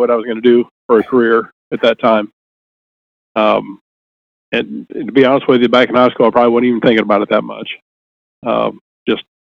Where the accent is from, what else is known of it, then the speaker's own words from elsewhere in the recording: Jefferson City, Missouri, United States; Well, I mean, I I grew up in Jefferson City.